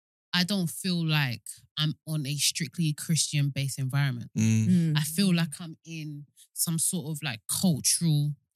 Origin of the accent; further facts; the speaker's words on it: Nigeria; as a Nigerian